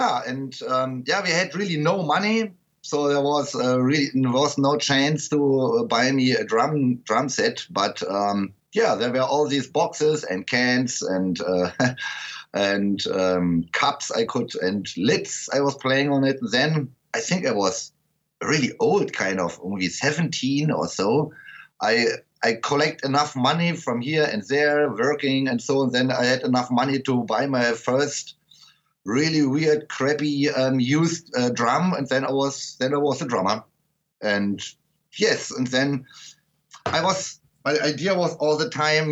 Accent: Berlin, Germany; English is a second language; Because I'm from the west part of Berlin, and I was not west or east of the wall. I was surrounded by the wall.

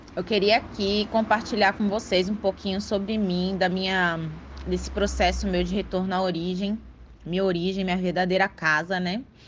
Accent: Ilhéus, Bahia, Brazil; eu sou de Léus, da Bahia

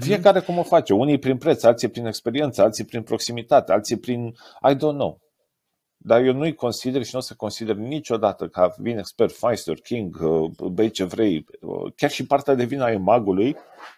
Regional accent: Romania; sunt mega mândru, ca român

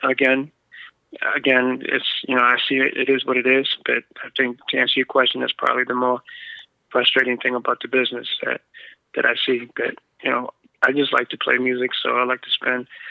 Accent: United States; also born or lived in Boston; I was born here in America, but my mom and dad's from Guatemala

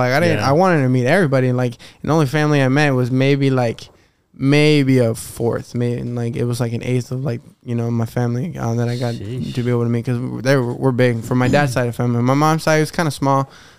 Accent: Mexico; But I think since we grew up here, like, you know, you can't really tell, like, you know, we're from Mexico, right?

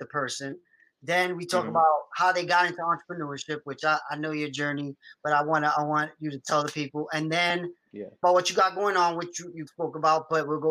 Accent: New York City, New York, United States; I'm from the Bronx

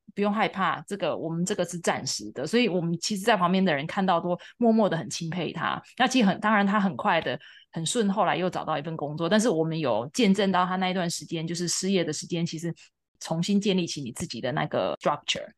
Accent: Taiwan; now in United States; 我们一样在台湾长大

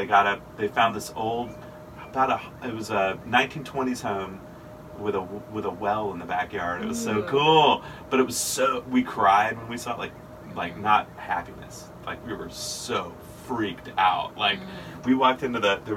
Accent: Powder Springs, Georgia, United States; I'm from Powder Springs, originally Powder Springs, Georgia. Yeah, I'm a native. And I grew up in Powder Springs

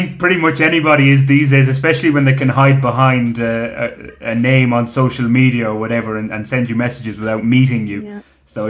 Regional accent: Ireland; now in Colombia; as an Irishman

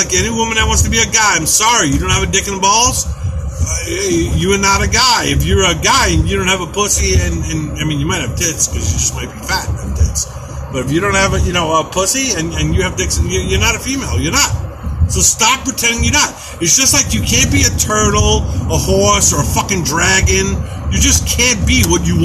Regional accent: New York, United States; I grew up in New York

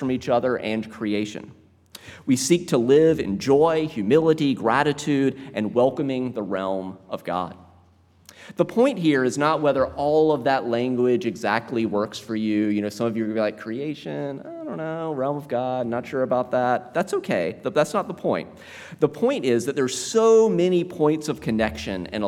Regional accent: South Carolina, United States; I was raised Southern Baptist in South Carolina

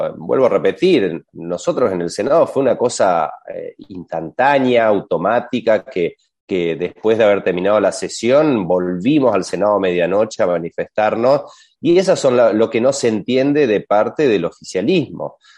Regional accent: Argentina; los argentinos

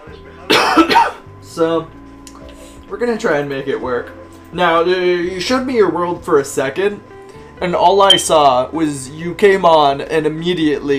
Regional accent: Central Valley of California, United States; moved away; we came from the Central Valley of California

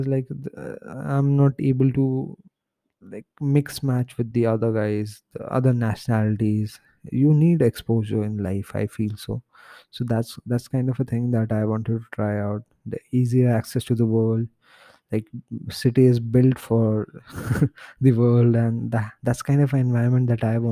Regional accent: India; my home country, India

